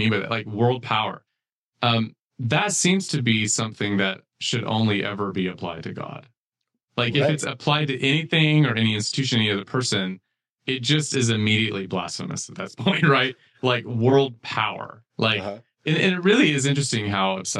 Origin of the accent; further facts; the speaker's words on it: United States; I'm saying American context because that's where I grew up